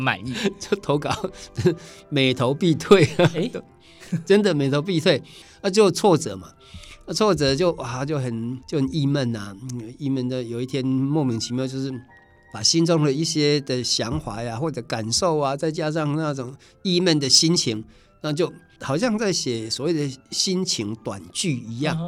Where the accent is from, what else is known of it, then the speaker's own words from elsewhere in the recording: Taiwan; first language Taiwanese Hokkien; Chinese is a second language; 我们台湾